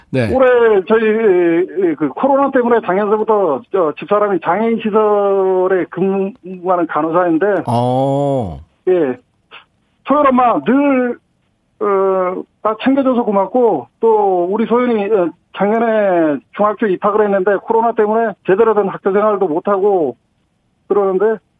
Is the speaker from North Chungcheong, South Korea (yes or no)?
no; Gangneung, Gangwon, South Korea; moved away; 강릉이요. 아. 강릉인데